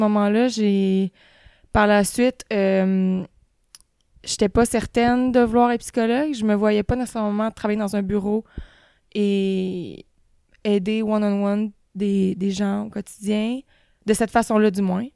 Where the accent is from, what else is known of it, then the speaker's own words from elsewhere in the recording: Beauce, Quebec, Canada; je viens de la Beauce